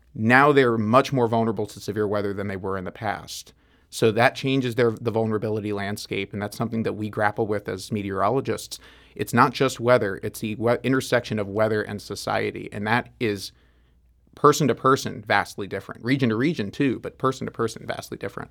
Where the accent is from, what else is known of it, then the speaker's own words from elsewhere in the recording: New York, United States; now in St. Louis, United States; I was from New York